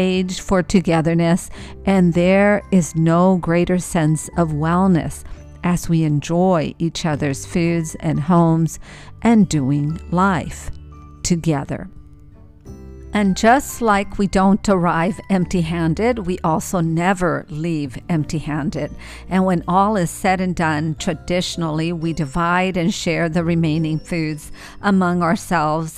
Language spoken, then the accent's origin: English; El Paso, Texas, United States; moved away; my hometown of El Paso, Texas